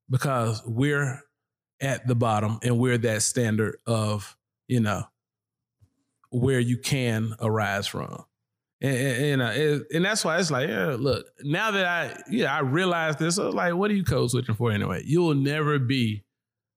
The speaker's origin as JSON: {"language": "English", "town": "Charlotte", "region": "North Carolina", "country": "United States", "tie": "born or raised there", "said": "when people ask me where I'm from, I would say Wilmore"}